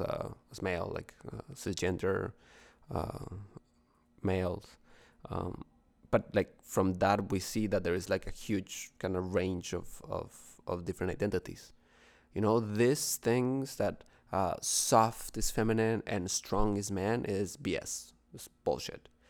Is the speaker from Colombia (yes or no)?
yes; Bogotá, Bogotá Capital District, Colombia; now in Toronto, Canada; from, from Colombia, from Bogotá